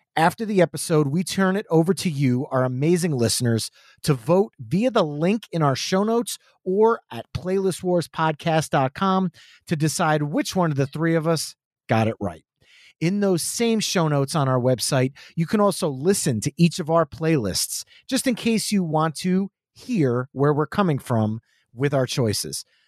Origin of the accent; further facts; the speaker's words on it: New Jersey, United States; we're from New Jersey.